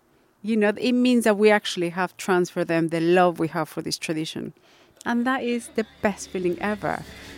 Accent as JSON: {"language": "English", "country": "Mexico", "tie": "born or raised there", "moved": "yes", "lives_now": "United Kingdom", "said": "I am Mexican. I was born in Mexico."}